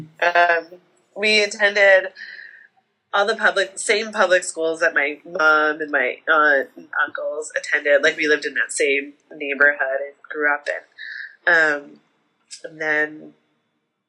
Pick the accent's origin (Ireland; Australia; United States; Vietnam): United States; Syracuse, New York; I grew up in Syracuse, New York, which is like right in the center of New York State along the Erie Canal